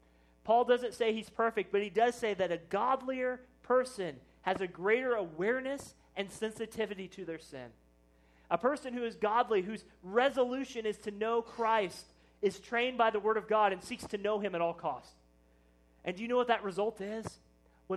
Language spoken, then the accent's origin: English; Plattsburg, Missouri, United States; I was from Plattsburgh